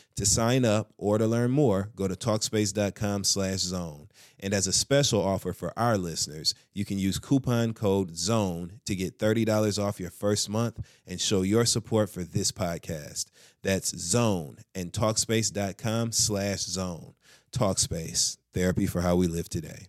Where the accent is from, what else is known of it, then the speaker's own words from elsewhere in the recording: Michigan, United States; Midwest. I'm from Michigan